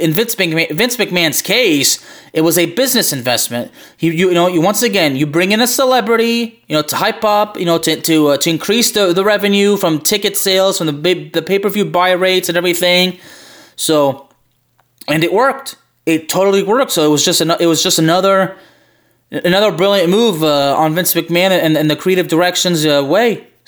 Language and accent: English; Dallas, Texas, United States; my hometown of Dallas Fort Worth of the Metroplex